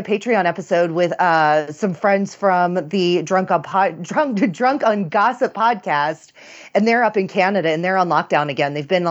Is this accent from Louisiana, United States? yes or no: yes; Louisiana, United States; I grew up in New Orleans, like a little city right outside of New Orleans.